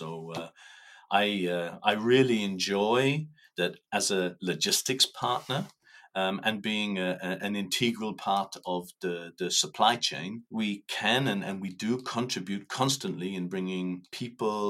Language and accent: English; Ireland; moved away as an adult; now in Luxembourg; I am Irish, 58 years old, married with 5 children. And living in Luxembourg for the last 16 years.